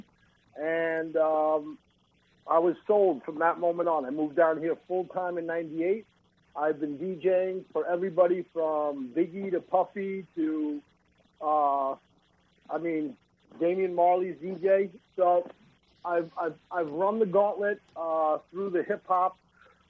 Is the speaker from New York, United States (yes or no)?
yes; Ronkonkoma, New York, United States; So I'm from the last stop. I'm from Ronkonkoma